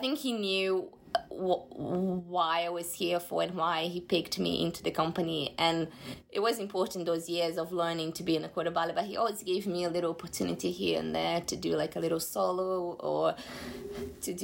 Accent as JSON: {"language": "English", "country": "Brazil", "moved": "yes", "lives_now": "London, United Kingdom", "said": "That's why I can't have a career in my home country"}